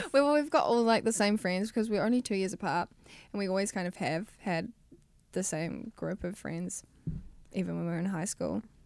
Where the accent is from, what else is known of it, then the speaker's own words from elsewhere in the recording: New Zealand; moved away as an adult; now in Los Angeles, United States; I was twenty-one when I moved from New Zealand.